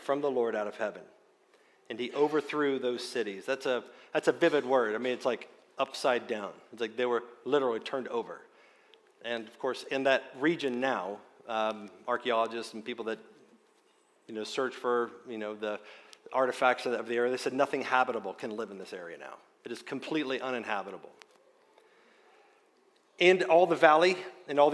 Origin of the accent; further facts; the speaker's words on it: Wayne County, West Virginia, United States; I grew up in Wayne County, West Virginia